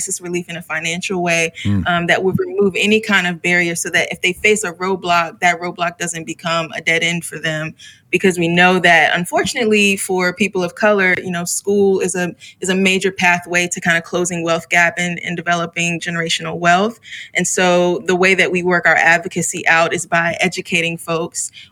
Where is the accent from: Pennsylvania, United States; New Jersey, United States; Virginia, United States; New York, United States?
Virginia, United States; Chesapeake; also born or lived in Midwest / the South; now in Richmond, United States; I grew up about 2 hours from here in Chesapeake, Virginia.